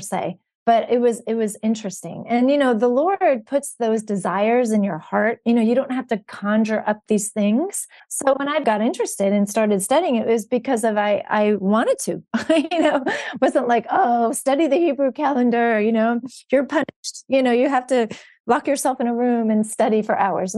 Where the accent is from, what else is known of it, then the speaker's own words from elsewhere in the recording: New Jersey, United States; moved away as an adult; also born or lived in Georgia / Washington, D.C. / Charleston; now in Florida, United States; I'm actually originally born and raised in New Jersey